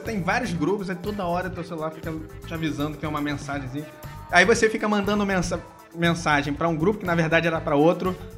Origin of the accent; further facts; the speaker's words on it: Brazil; eu não sou alemão, sou brasileiro